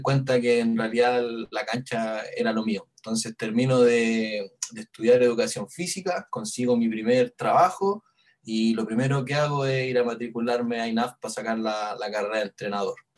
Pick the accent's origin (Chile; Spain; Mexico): Chile; el barrio donde, donde viví yo en mi infancia, en la Vía España